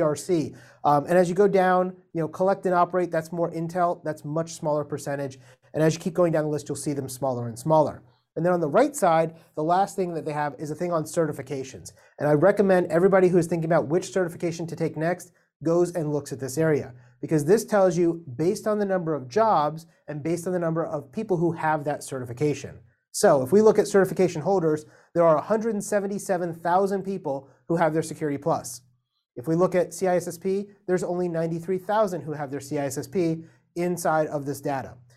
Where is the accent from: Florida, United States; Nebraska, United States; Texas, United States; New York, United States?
Florida, United States; Miami; moved away; I'm from Miami originally